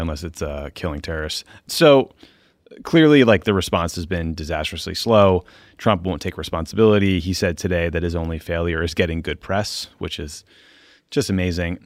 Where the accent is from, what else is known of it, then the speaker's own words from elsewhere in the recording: Boston, Massachusetts, United States; moved away; my hometown